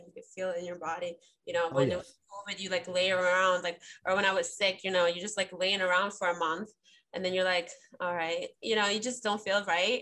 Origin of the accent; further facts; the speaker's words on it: Ukraine; I'm from Ukraine